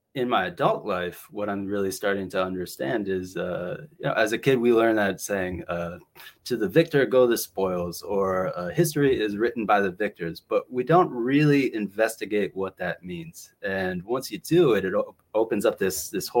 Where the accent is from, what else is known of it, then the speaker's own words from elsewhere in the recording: New Hampshire, United States; I grew up in New Hampshire